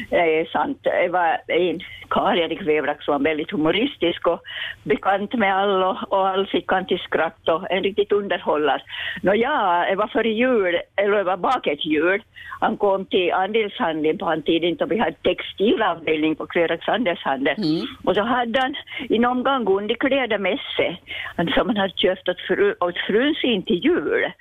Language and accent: Swedish; Björke, Sweden; jag var från Björke igen